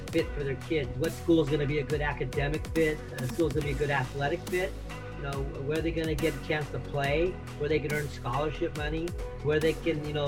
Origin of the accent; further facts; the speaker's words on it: Southern California, United States; also born or lived in Minnesota; I was born and raised here in Southern California